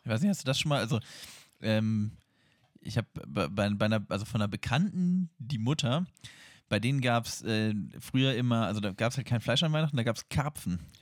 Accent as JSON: {"language": "German", "town": "Hanover", "region": "Lower Saxony", "country": "Germany", "said": "bei uns in Hannover"}